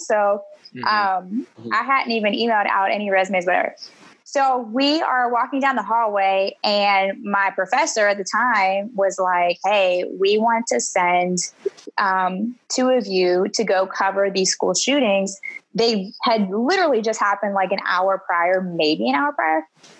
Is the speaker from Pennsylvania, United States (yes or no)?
yes; Pittsburgh, Pennsylvania, United States; moved away as an adult; also born or lived in West Virginia; now in Augusta, United States; I grew up in Pittsburgh, and then I went to school at West Virginia University